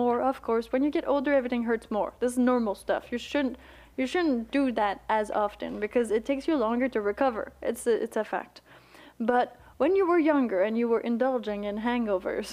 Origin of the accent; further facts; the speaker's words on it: Quebec, Canada; moved away; I come from Quebec